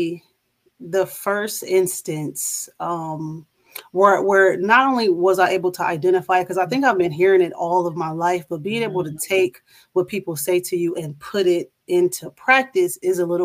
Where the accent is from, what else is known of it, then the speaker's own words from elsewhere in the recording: Toledo, Ohio, United States; moved away as an adult; now in Charlotte, United States; I am originally from Toledo, Ohio, and I now reside in Charlotte, North Carolina